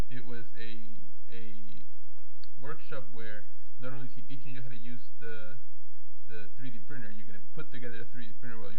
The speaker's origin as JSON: {"language": "English", "region": "Florida", "country": "United States", "said": "my home state of Florida"}